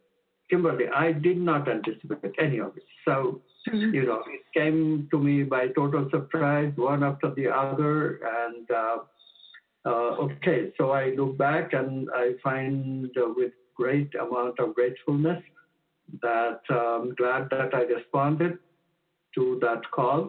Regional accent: India; moved away as an adult; now in United States; I was born in India and shifted to the States when I was 26.

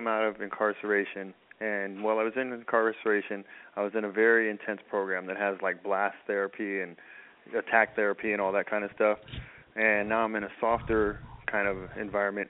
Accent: San Francisco, California, United States; I was in San Mateo County, but I'm from San Francisco

